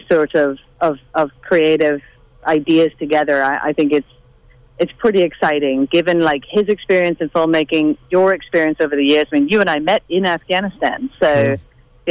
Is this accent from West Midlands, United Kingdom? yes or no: no; Northern Ireland, United Kingdom; growing up in the Troubles in Northern Ireland